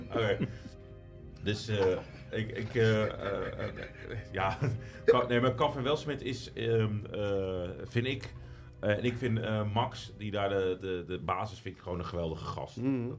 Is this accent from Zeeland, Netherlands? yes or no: no; De Lier, South Holland, Netherlands; ik ben opgegroeid in de Lier